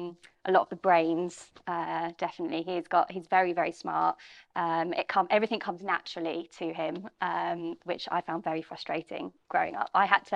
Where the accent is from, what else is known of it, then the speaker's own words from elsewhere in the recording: Bromley, London, United Kingdom; I grew up in Bromley, just outside of London.